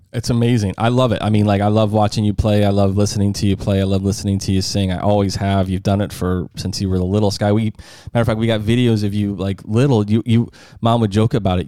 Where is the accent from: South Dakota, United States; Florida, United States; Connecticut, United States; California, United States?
South Dakota, United States; we're from South Dakota